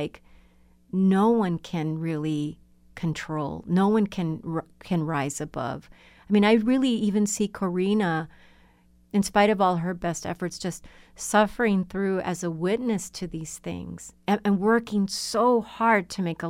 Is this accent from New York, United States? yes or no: no; Laredo, Texas, United States; I grew up with in Laredo, Texas